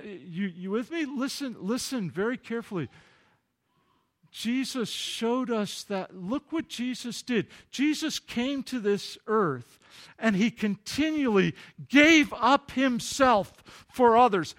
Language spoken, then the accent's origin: English; Kalamazoo, Michigan, United States; Kalamazoo, my hometown